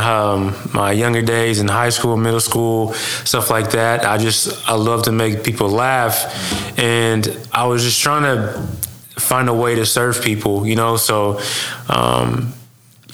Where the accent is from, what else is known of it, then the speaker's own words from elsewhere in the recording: Seminole, Oklahoma, United States; also born or lived in Shawnee, Oklahoma; now in Ada, United States; I'm from Seminole, Oklahoma. Small town, like 6,000 people. Well, not that small, but it's small. But I was born in Shawnee